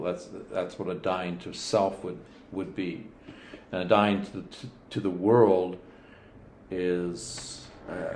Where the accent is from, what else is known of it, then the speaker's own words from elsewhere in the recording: Canada; I'm Canadian